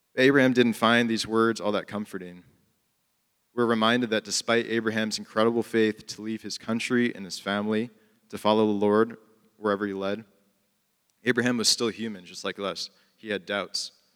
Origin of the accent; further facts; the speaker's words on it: Chicago, Illinois, United States; I grew up in Chicago and I went to college downtown